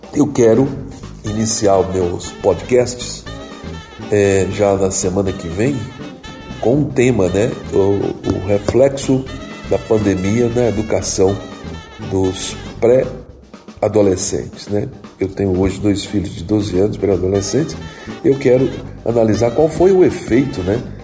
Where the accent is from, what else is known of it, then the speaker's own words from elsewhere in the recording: Choró, Ceará, Brazil; Eu nasci no Choró Limão, no Ceará, em 1953